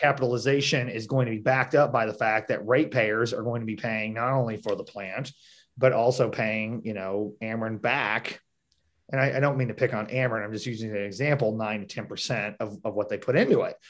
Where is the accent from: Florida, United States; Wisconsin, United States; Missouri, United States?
Missouri, United States; Marshfield; I'm from Marshfield, I'm from southwest part of the state